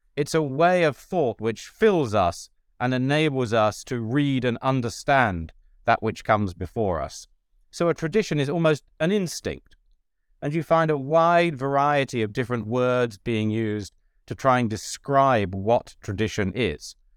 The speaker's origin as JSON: {"language": "English", "country": "United Kingdom", "also_born_or_lived": "Ireland / United States", "moved": "yes", "said": "I'm a British Catholic theologian who has been lucky enough to teach, uh, in Britain and also in Ireland and for ten years in the U S."}